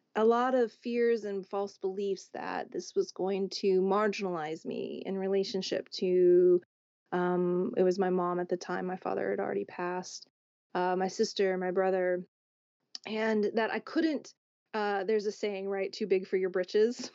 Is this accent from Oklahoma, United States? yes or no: yes; Oklahoma, United States; growing up in Oklahoma